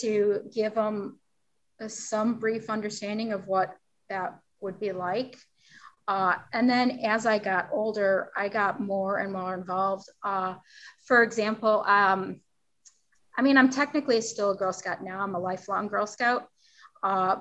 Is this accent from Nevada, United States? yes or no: no; Lisle, Illinois, United States; my hometown is Lisle